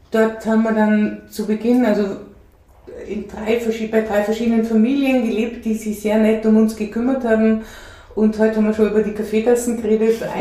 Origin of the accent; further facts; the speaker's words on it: Denmark; born there; ich bin in Dänemark geboren